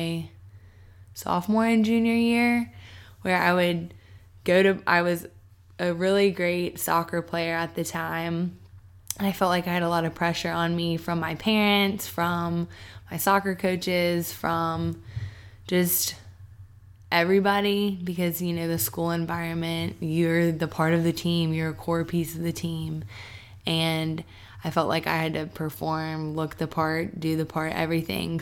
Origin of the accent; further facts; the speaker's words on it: Charlotte, North Carolina, United States; now in Atlanta, United States; I am from Charlotte, North Carolina. I'm moving back there in a couple days.